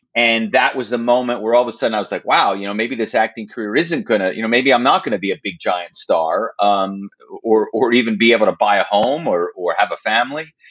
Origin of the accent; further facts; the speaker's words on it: Philadelphia, Pennsylvania, United States; moved away as an adult; also born or lived in New York / Los Angeles; now in Malibu, United States; my hometown is philadelphia